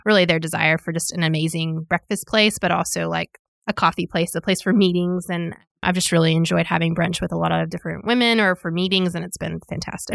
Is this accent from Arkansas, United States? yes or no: yes; Little Rock, Arkansas, United States; moved away as an adult; now in Northwest Arkansas, United States; I grew up in Little Rock and then moved in college and stayed.